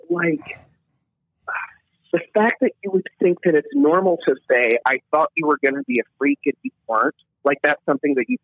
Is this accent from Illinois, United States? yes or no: yes; Illinois, United States; also born or lived in Kentucky; I am a Midwestern boy and I'm a Southern boy. I'm from Illinois, Kentucky, and I've been able to travel a decent amount of the Midwest